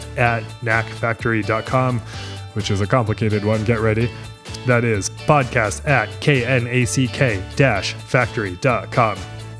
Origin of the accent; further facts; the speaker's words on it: Maine, United States; now in Nashville, United States; I'm visiting my home state, which is Maine, which is, even in June, crisp and a little cold.